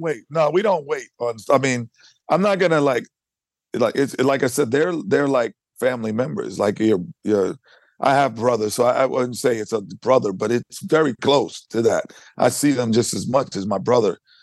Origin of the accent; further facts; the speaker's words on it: New York, United States; Being a New Yorker